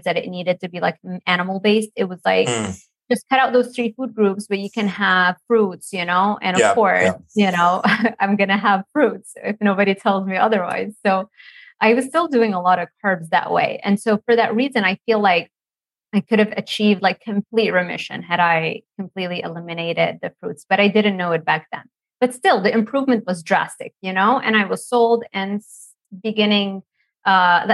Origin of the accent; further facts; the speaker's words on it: Lebanon; moved away as an adult; also born or lived in Miami, United States; now in United States; I grew up in Lebanon, by the way. So I've moved and became an American like in 2012